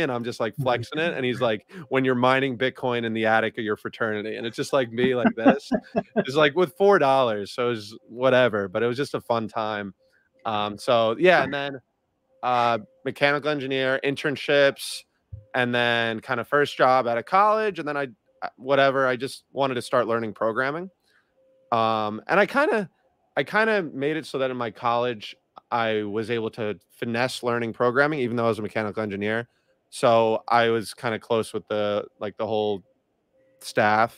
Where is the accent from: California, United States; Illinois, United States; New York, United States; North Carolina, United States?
New York, United States; Long Island; I'm from New York, born and raised, big basketball player